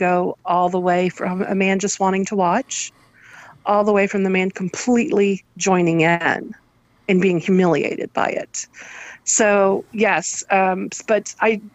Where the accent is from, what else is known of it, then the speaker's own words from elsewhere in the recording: United States; I'm American.